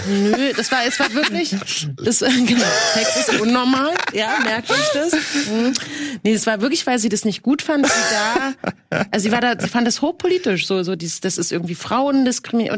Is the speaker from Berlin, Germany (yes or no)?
yes; Berlin, Germany; ich bin in Friedrichshain ähm, geboren und bin ja nur über die Brücke letztendlich, wo heute je, Millionen rüberlaufen, nach Kreuzberg gelaufen mit meiner Mutter